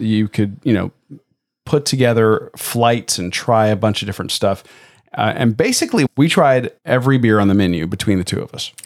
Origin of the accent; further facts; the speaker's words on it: Tampa, Florida, United States; moved away; my hometown of Tampa